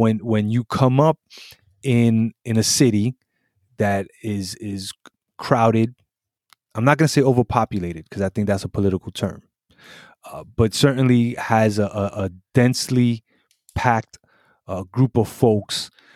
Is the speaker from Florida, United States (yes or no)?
no; New York City, New York, United States; also born or lived in Puerto Rico; a really good, uh, New York, uh, coming up story